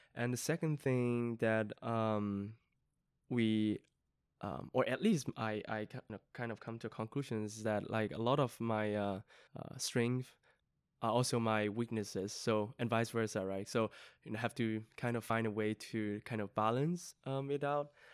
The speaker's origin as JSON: {"language": "English", "region": "Yunnan", "country": "China", "tie": "born or raised there", "moved": "yes", "said": "my hometown is in, um, Yunnan, um, southwestern part of, uh, a province in mainland China."}